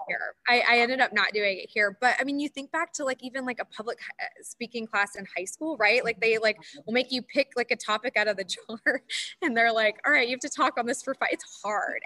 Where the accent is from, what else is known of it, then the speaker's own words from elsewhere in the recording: Charlotte, North Carolina, United States; also born or lived in Florida; we grew up in in Charlotte